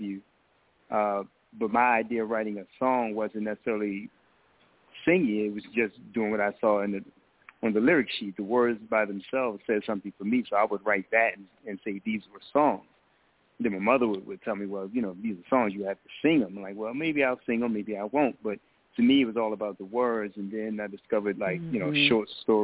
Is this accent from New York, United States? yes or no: no; Baltimore, Maryland, United States; moved away as an adult; now in Philadelphia, United States; I'm originally from Baltimore, but I currently live in Philadelphia, been here for 11 years now.